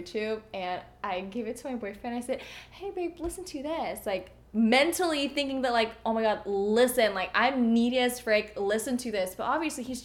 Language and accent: English; Indonesia; moved away; I was in Indonesia